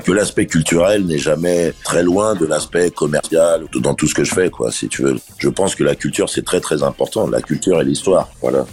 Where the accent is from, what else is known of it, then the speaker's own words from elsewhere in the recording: Paris, Île-de-France, France; je suis né à Paris